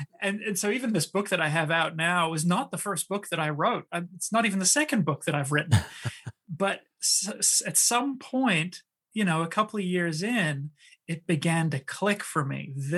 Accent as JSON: {"language": "English", "country": "New Zealand", "tie": "born or raised there", "also_born_or_lived": "South Pacific / France / Switzerland", "said": "So I was born in New Zealand, and I did kind of grow up in New Zealand, but I grew up all over the South Pacific. I lived in France and Switzerland."}